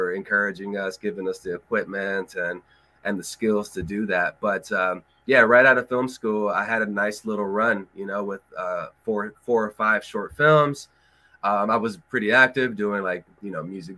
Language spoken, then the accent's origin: English; Los Angeles, California, United States; also born or lived in Colorado; I'm from Los Angeles originally